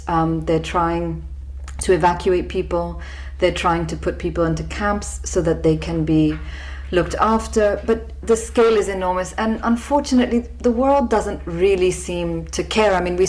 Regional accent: Sindh, Pakistan; me, my brother Zulfikar, and our friend Minal Munshi came together because we come from the Sindh province, which is the worst affected in terms of the number of flood affectees

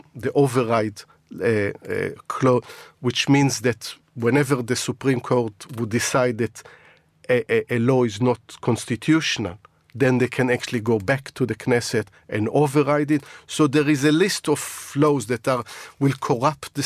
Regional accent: Israel; moved away as an adult; now in United Kingdom; My upbringing is in Israel. I bring some of the values that, I was brought up there, and it stays with you.

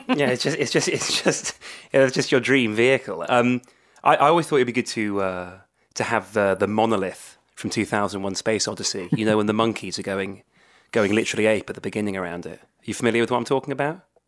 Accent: Swansea, Wales, United Kingdom; I come from, uh, uh, Swansea, a kind of Anglophone, uh, uh, part of Swansea, uh, which is Wales's second city

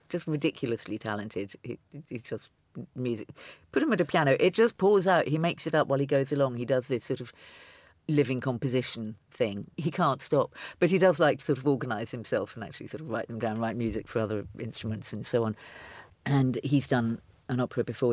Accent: London, United Kingdom; I'm a Londoner

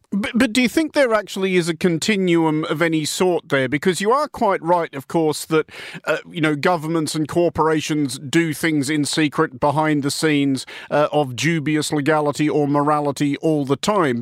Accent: Australia; as an Australian

